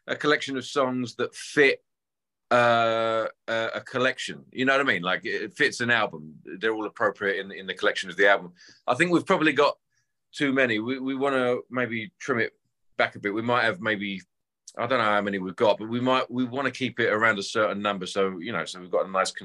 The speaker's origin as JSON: {"language": "English", "region": "London", "country": "United Kingdom", "said": "I grew up playing covers around England and London"}